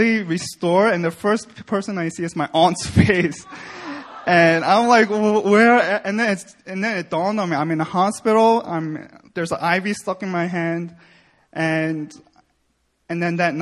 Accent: New York, United States; moved away as an adult; now in South Korea; I was born and raised in New York, where I grew up in a Christian home

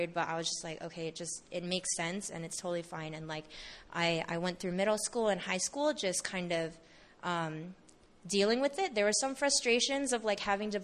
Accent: Bay Area, California, United States; born or raised there; moved away as an adult; also born or lived in Seattle

